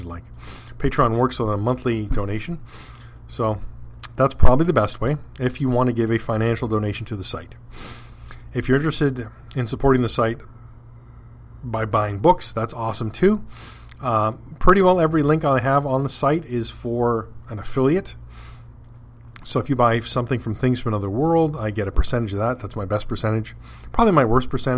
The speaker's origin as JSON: {"language": "English", "country": "Canada", "said": "Being a Canadian"}